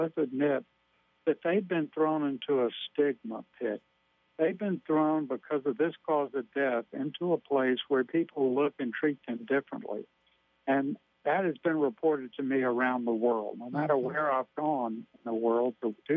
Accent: Louisiana, United States; I'm from Louisiana

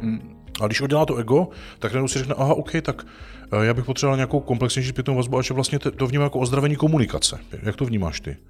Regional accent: Czechia; jak jsme dis-, disponovaní jako Češi

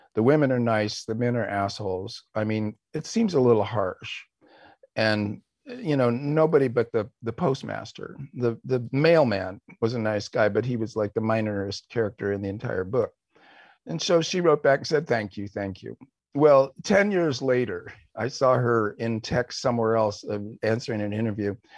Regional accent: West Coast, United States; we were both American leftists of the West Coast variety

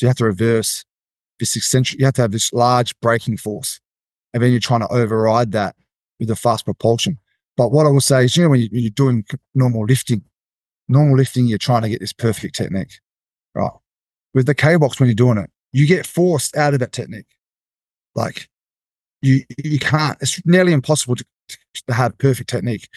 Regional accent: Australia; as an Aussie coming to Vegas

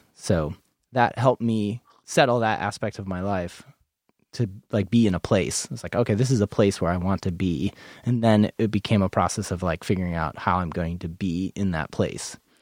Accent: New England, United States; now in Portland, United States; I'm from New England

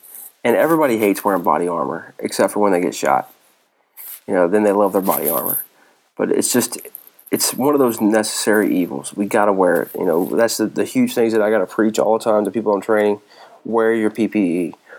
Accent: North Carolina, United States; It's somewhat sad state here in NC. I know how it is. I'm from North Carolina.

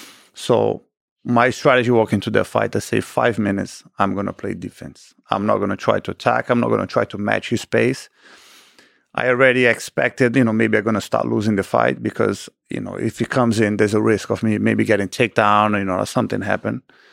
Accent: Rio de Janeiro, Brazil; That was in Rio. So my hometown.

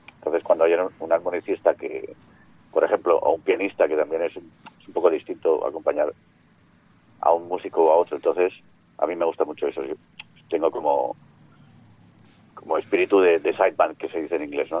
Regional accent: Mallorca, Balearic Islands, Spain; moved away as an adult; now in Barcelona, Spain; yo soy mallorquín, pero estoy instalado en, Barcelona

